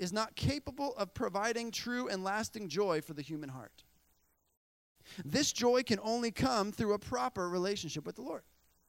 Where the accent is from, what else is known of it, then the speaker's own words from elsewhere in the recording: Bolivia; You know, I remember growing up in Bolivia